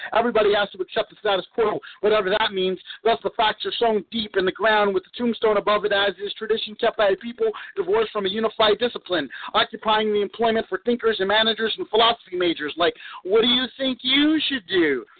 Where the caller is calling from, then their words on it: Houston, Texas, United States; I'm calling from Houston, Texas